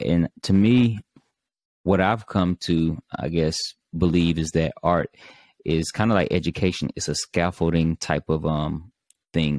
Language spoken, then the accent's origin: English; Mississippi, United States; me from being from Mississippi